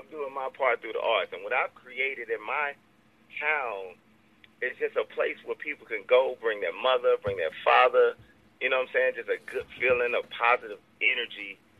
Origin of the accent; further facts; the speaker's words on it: Louisiana, United States; I'm from Louisiana